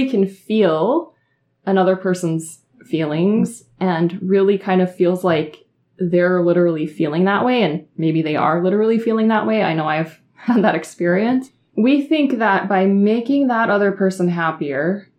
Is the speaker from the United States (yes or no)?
yes; Minnesota, United States; I'm from Minnesota